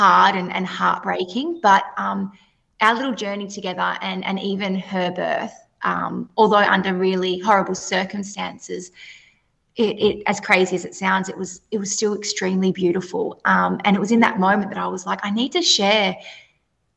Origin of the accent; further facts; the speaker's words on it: Perth, Western Australia, Australia; I am from Perth, WA.